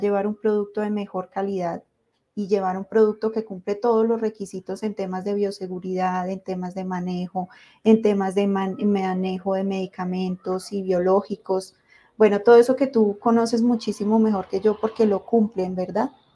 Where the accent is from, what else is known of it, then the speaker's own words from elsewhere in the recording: Colombia; los que somos de Colombia